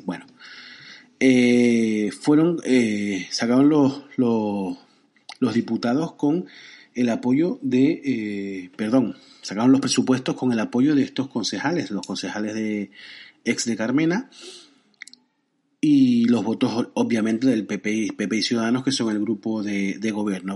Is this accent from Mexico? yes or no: no; Spain; en mi país